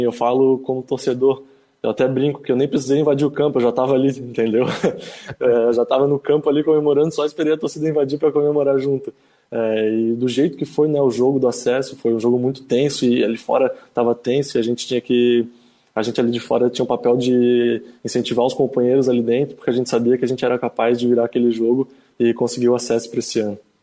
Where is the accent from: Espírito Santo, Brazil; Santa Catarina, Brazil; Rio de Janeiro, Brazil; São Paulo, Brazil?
Santa Catarina, Brazil; Florianópolis; Sou manezinho da ilha, torcedor havaiano